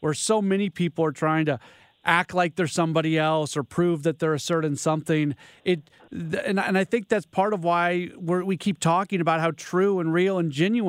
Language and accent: English; St. Louis, Missouri, United States; I grew up in St. Louis